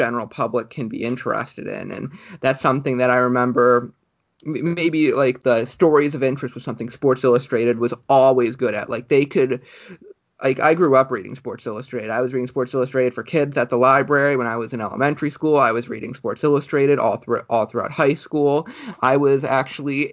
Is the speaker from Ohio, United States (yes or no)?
yes; Cleveland, Ohio, United States; I'm from Cleveland